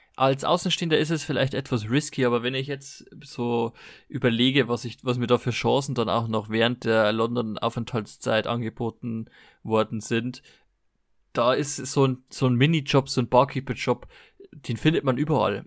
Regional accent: Germany; ich komme aus Deutschland

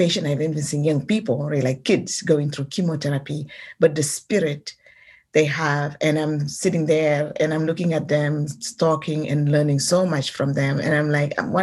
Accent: Senegal; moved away as an adult; now in San Francisco, United States; I'm from Senegal

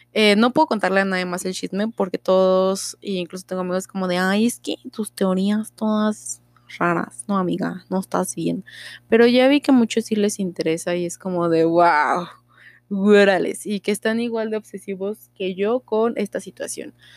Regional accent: Mexico; yo soy mexa

